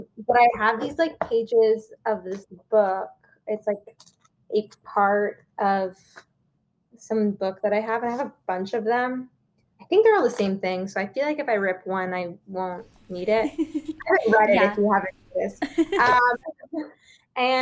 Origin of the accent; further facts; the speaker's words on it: Midland Park, New Jersey, United States; I grew up in New Jersey, so I went to Miss Patty's School of Dance in Midland Park, New Jersey